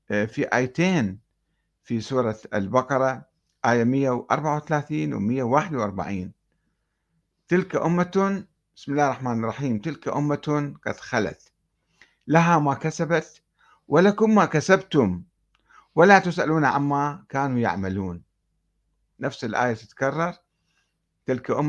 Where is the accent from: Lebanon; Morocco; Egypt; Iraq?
Iraq; Karbala, Karbala Governorate; وأنا أتذكر عندما نشأت في كربلاء في الستينات